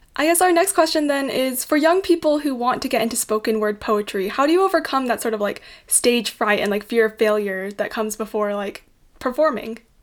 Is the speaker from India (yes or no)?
no; Utah, United States; I'm from Utah